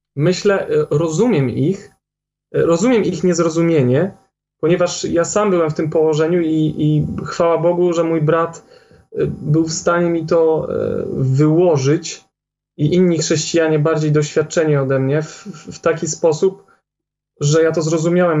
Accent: Poland; Jak większość Polaków, mieliśmy jakieś tam umiłowanie do tradycji

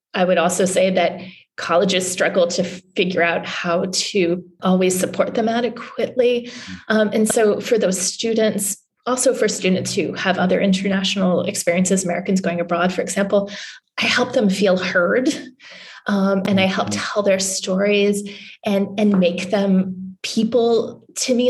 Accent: Newfoundland and Labrador, Canada; also born or lived in New England; now in Washington, DC, United States; I grew up in Canada in a, a, little province in far eastern Canada called Newfoundland

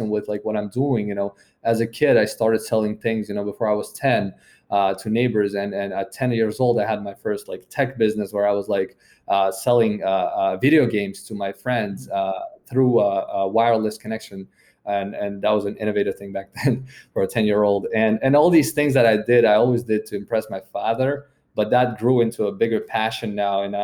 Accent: Uzbekistan; moved away as an adult; now in United States; when you come from a country like Uzbekistan

